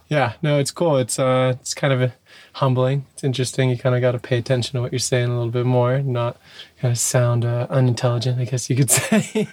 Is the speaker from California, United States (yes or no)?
yes; Dana Point, California, United States; I'm from Dana Point, Southern California, born and raised